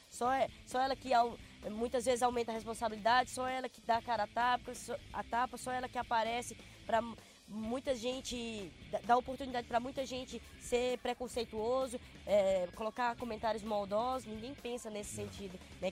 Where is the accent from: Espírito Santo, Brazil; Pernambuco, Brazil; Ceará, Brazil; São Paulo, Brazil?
Ceará, Brazil; moved away; also born or lived in Rio de Janeiro; Sou cearense, eu tive que sair de lá